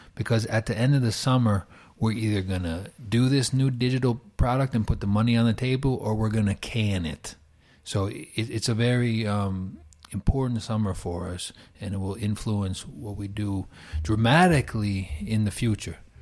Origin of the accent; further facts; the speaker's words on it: New York, United States; moved away as an adult; now in Finland; from New York